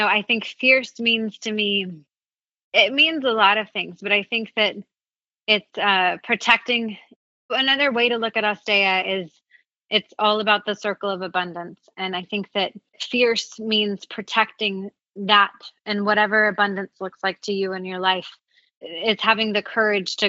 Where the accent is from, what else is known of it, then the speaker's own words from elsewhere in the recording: the South, United States; where I grew up in the South